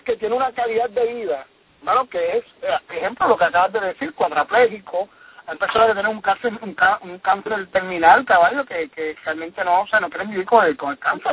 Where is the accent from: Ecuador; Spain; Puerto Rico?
Puerto Rico; yo como puertorriqueño